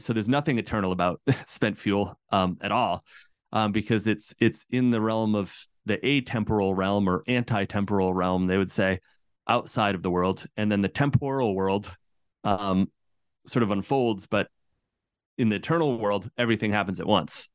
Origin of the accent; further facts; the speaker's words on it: central Massachusetts, United States; I grew up in Massachusetts, right, in central Massachusetts